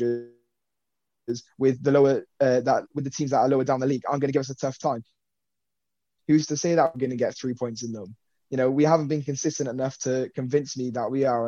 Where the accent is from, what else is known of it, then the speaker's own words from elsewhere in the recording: United Kingdom; I'm British